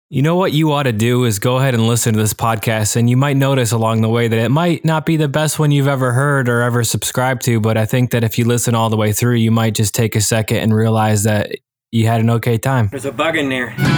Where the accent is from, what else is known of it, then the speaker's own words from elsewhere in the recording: Michigan, United States; now in Delaware, United States; my home state of Michigan